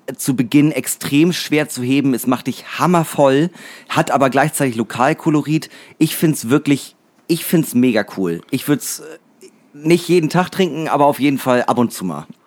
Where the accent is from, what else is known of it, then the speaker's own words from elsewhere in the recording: Northern Germany, Germany; als Norddeutscher